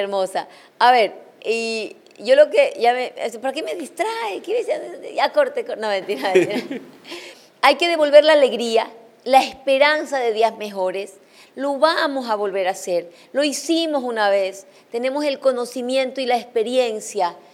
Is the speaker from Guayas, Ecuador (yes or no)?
no; Chone, Manabí, Ecuador; en mi tierra, en Chone